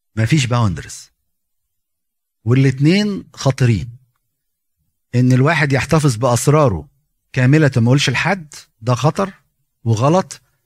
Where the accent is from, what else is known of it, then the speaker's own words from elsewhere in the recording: Egypt; احنا كمصريين